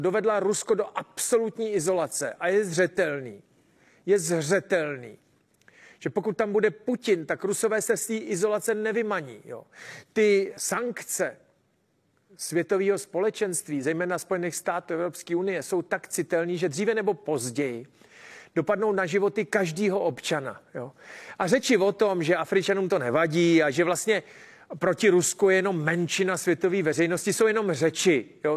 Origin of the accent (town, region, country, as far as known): Czechia